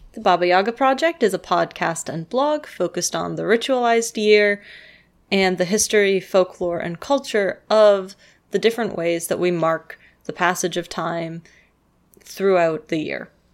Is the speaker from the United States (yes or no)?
no; Canada; I'm a Canadian